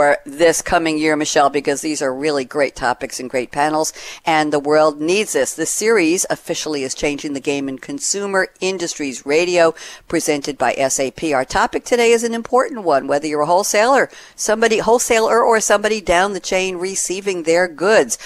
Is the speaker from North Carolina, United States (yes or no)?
no; New York, United States; now in Durham, United States; I come from New York